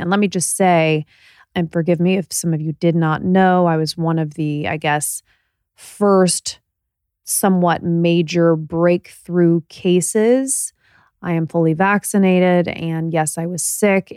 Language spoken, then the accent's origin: English; Indiana, United States; We're both from Indiana